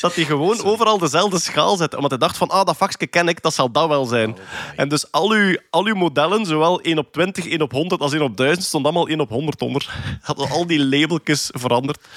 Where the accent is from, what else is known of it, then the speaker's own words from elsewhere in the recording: Flanders, Belgium; als Vlaming